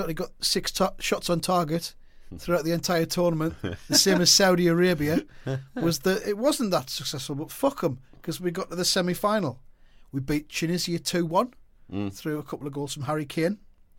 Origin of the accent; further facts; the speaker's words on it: the north of England, United Kingdom; I'm just from the north.